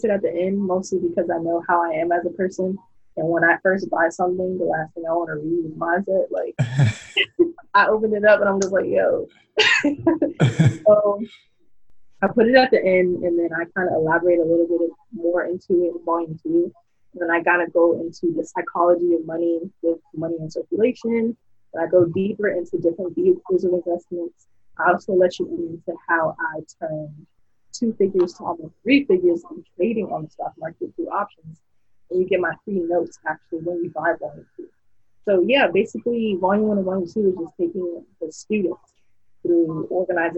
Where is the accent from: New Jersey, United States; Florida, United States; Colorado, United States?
Florida, United States; Miami; moved away; I'm originally from South Florida, Miami, 3 to 5